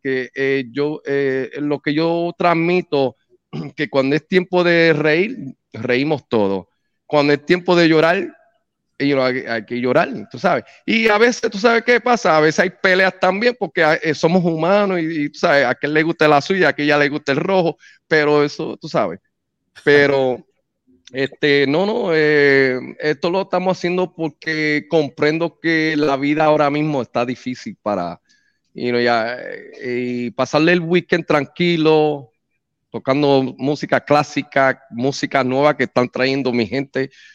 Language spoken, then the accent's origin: Spanish; New York City, New York, United States; also born or lived in Puerto Rico; nací en, Puerto Rico, en la isla borinqueña, el Bori. Entonces, del Bronx fue, fue donde me crié, me criaron por más de 20, 22 años